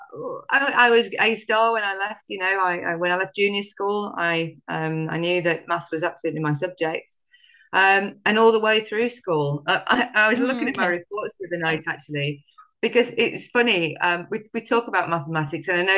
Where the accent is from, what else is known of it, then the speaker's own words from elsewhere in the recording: Sheffield, Yorkshire and the Humber, United Kingdom; I grew up in a working class family in the great northern city that is Sheffield, in the north of England, great Yorkshire town, South Yorkshire town.